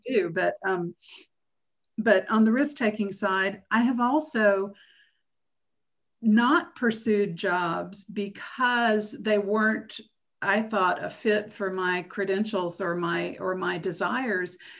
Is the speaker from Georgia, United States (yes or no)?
yes; Macon, Georgia, United States; moved away as an adult; I was born in Macon, Georgia, and spent the first 18 years of my life there.